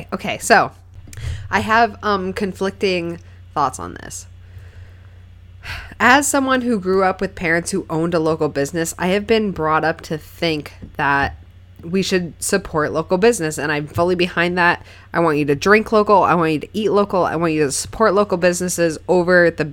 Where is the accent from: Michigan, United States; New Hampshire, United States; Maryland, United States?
New Hampshire, United States; Keene; born or raised there